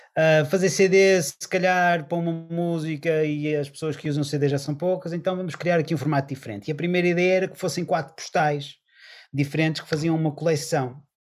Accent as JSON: {"language": "Portuguese", "town": "Porto", "region": "Norte", "country": "Portugal", "said": "nós eh, somos do Porto"}